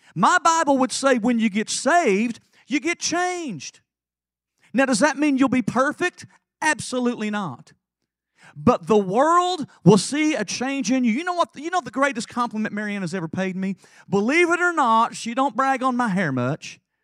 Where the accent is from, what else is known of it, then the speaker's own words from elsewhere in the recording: Lake City, Tennessee, United States; I was raised in Lake City, Tennessee